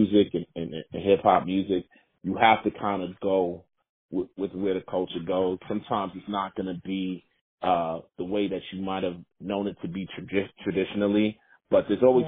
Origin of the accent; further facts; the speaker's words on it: New York City, New York, United States; I'm from Queens